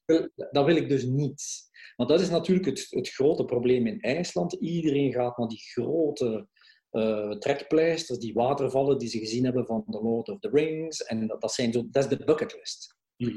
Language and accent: Dutch; Belgium; we als Belgen